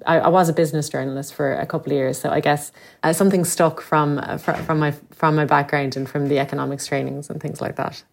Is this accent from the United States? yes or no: no; Limerick, Munster, Ireland; moved away as an adult; I'm from Limerick, and, uh, would have lived there for the first eighteen years of my life